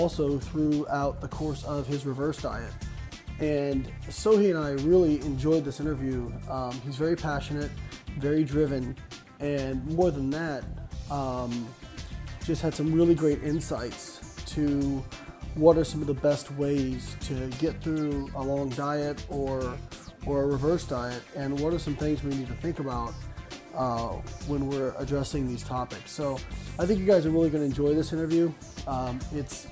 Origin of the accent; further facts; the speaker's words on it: Evansville, Indiana, United States; moved away; also born or lived in Florida; my hometown of Evansville